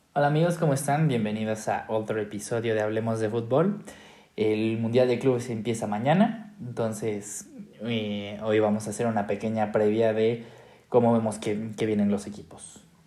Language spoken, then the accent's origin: Spanish; Mexico; como mexicanos